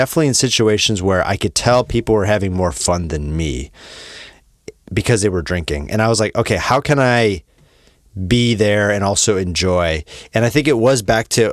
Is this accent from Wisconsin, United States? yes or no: yes; Wisconsin, United States; moved away; I'm from Wisconsin, where I would say the normalization of drinking is even more